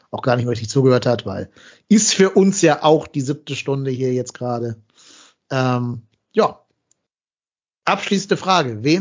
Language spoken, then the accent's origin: German; Remscheid, North Rhine-Westphalia, Germany; Bin ja eh in Remscheid, also in meiner Heimatstadt